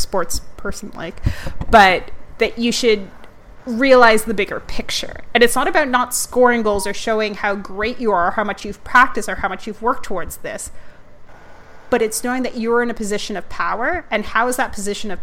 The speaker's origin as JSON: {"language": "English", "country": "Canada", "said": "as a Canadian who has followed sports, has followed soccer her whole life"}